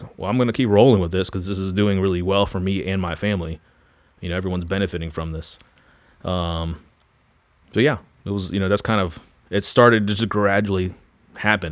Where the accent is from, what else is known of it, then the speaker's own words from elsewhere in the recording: Florida, United States; moved away as an adult; also born or lived in Louisville; I grew up in Florida, r, heavily involved in the surf and skate culture.